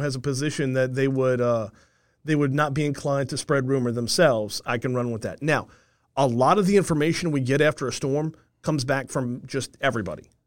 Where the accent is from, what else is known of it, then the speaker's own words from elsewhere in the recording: Covington, Louisiana, United States; growing up in Covington, I listened to W W L my whole life